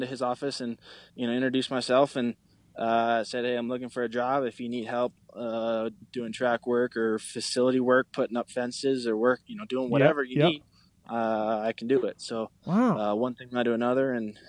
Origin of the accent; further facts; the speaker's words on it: Alaska, United States; also born or lived in Texas; now in Colorado, United States; I'm from Alaska, so I enjoy being outdoors and, you know, out in the mountains and stuff